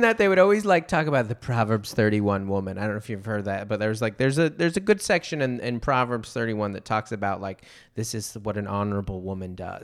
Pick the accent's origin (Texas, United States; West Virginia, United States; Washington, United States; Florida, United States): Washington, United States; Federal Way; I grew up in Federal Way